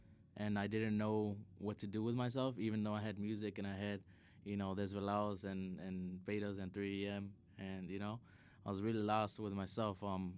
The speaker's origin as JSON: {"language": "English", "town": "Chicago", "region": "Illinois", "country": "United States", "said": "Well, for me, like, I'm from the South Side of Chicago, right? And, like, there's a lot of crazy shit that happens in the South Side."}